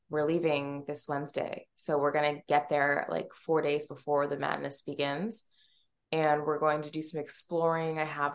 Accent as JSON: {"language": "English", "town": "Pittsburgh", "region": "Pennsylvania", "country": "United States", "said": "So I am from Pittsburgh, Pennsylvania. I am adopted and I went to school for theater."}